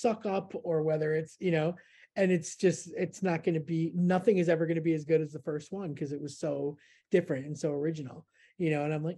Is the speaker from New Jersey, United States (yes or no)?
no; Florida, United States; moved away as an adult; now in United Kingdom; originally Florida